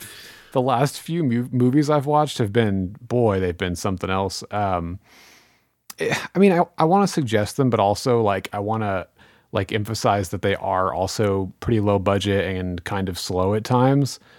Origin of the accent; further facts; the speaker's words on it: Missouri, United States; I'm from Missouri